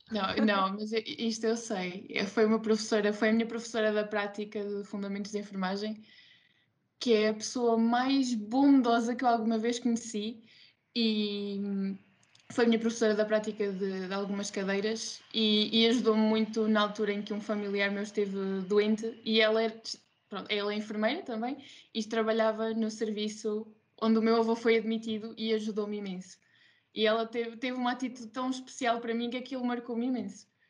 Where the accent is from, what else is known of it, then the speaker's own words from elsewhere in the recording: Ílhavo, Aveiro District, Portugal; estou licenciada, terminei agora a licenciatura em enfermagem, tenho 22 anos e, e, sou de Ilhavo